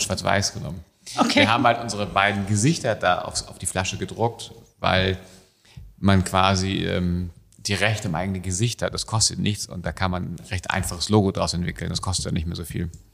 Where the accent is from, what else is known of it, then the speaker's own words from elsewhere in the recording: Hamburg, Germany; wir sind in Hamburg aufgewachsen